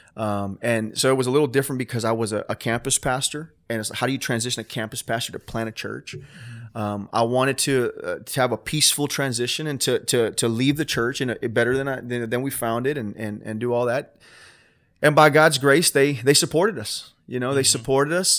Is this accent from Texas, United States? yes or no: no; Homestead, Florida, United States; my hometown